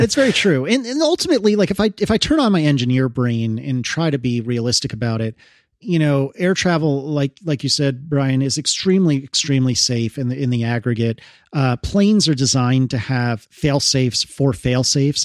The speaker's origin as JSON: {"language": "English", "country": "United States", "said": "as an American"}